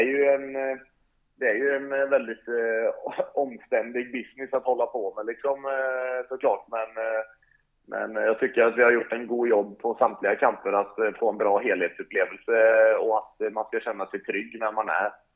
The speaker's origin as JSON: {"language": "Swedish", "country": "Sweden", "tie": "born or raised there", "also_born_or_lived": "Northern Norway", "moved": "as an adult", "lives_now": "Norway", "said": "hemma där jag kommer ifrån i den delen av Sverige så är det ju väldigt mycket näringsfattiga vatten"}